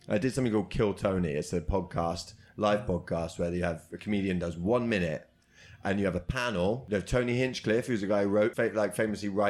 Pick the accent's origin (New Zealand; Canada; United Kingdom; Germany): United Kingdom; We're British.